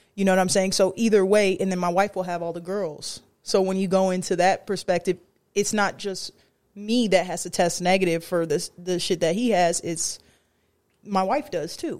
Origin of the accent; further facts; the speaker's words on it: San Diego, California, United States; San Diego, California. I'm gonna claim San Diego